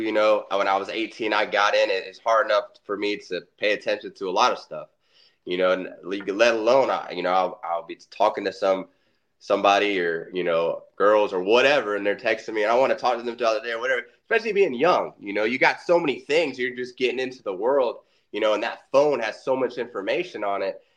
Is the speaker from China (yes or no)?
no; Orlando, Florida, United States; I was born and raised in Orlando, Florida